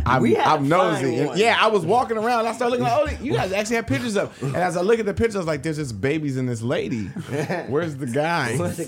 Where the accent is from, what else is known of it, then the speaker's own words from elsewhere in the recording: California, United States; moved away; I'm from California, dude.